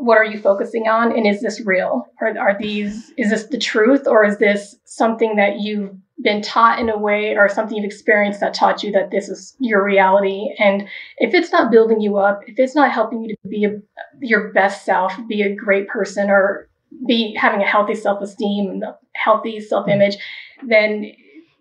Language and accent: English; Wichita, Kansas, United States; now in Denver, United States; I was born in Wichita, Kansas. And at that point, my mother and my sisters lived with my father's mother, and she was Catholic. And so for a while there, we did go to Catholic churches. And then when we moved to Denver, where I'm here now